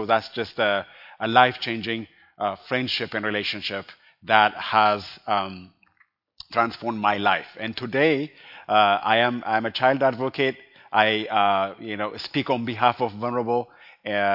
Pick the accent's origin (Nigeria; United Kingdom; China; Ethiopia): Ethiopia; Addis Ababa; now in Colorado Springs, United States; I am originally from Ethiopia, and I grew up in Addis Ababa